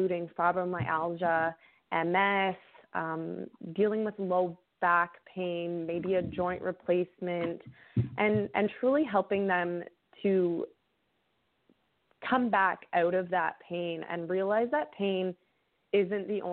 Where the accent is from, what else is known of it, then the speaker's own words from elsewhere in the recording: Canada; I actually live up in Canada